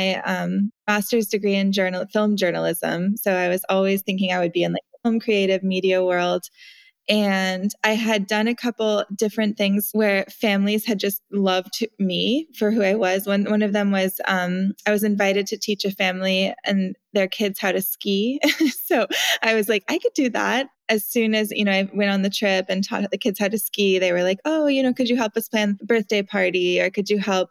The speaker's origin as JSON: {"language": "English", "region": "Montana", "country": "United States", "tie": "born or raised there", "moved": "yes", "lives_now": "San Francisco, United States", "said": "I grew up in Montana in a super small little town"}